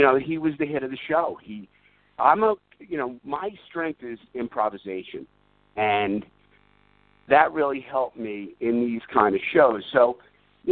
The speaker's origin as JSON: {"language": "English", "region": "New York", "country": "United States", "tie": "born or raised there", "said": "a guy born and raised in New York"}